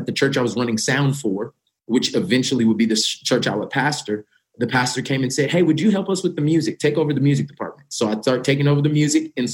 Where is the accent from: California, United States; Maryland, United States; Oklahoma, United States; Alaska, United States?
Oklahoma, United States; Tulsa; I'm born and raised in Tulsa, Oklahoma